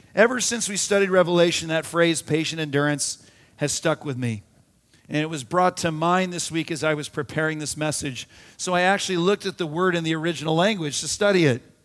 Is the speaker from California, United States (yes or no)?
no; Arizona, United States; We had a pool growing up in Arizona